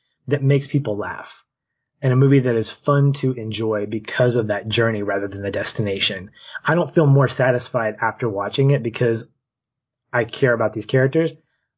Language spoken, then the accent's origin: English; Little Rock, Arkansas, United States; now in Tampa, United States; we're from Little Rock metro area